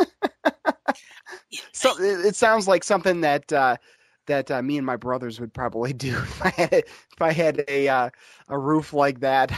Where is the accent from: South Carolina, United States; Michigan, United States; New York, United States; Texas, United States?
Michigan, United States; Grand Rapids; I'm from I'm was born in Grand Rapids, Michigan